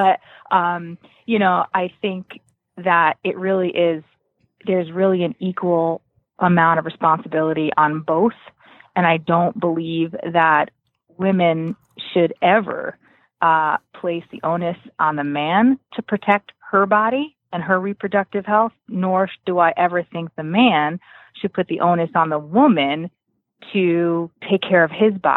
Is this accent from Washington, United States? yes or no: no; New Milford, Connecticut, United States; I'm from New Milford, Connecticut. So it's about 20 minutes from Danbury